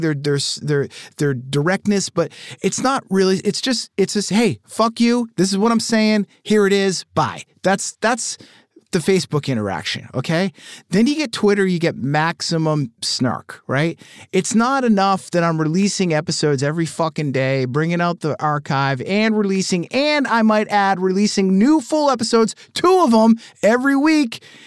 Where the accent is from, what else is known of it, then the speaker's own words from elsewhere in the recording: Boston, Massachusetts, United States; growing up in Boston around that band